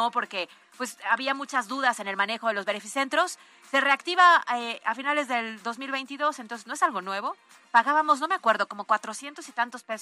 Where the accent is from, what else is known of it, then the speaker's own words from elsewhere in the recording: Puebla, Mexico; todos, somos poblanos, señores.